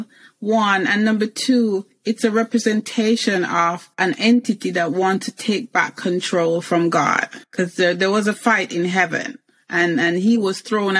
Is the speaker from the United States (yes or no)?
no; England, United Kingdom; I grew up in England